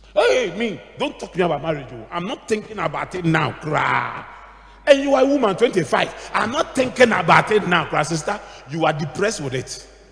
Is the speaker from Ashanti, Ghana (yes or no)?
no; Accra, Greater Accra, Ghana; we grew up in Adabraka